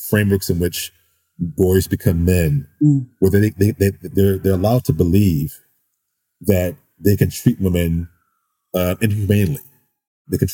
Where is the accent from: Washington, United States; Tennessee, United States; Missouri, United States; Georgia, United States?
Missouri, United States; St. Louis; I grew up in St. Louis, Missouri.